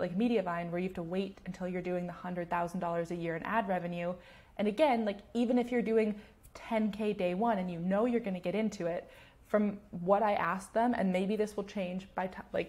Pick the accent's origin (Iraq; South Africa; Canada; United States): Canada; I'm Canadian